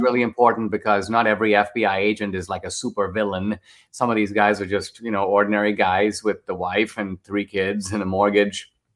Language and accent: English; India; now in United States; I grew up in India